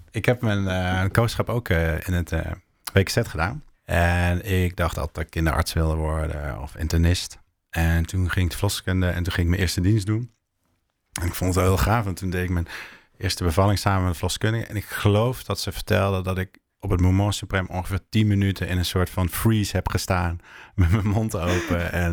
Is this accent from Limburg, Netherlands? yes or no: yes; Limburg, Netherlands; now in Utrecht, Netherlands; In Limburg vinden ze me nu een Hollander en een verrader.